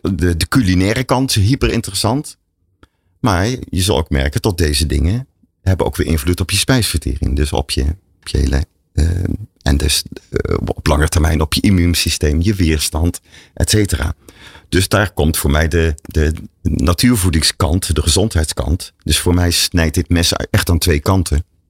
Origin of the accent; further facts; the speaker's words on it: Breda, North Brabant, Netherlands; ik ben opgegroeid in Breda, dus ik zeg dan, uh, ons moeder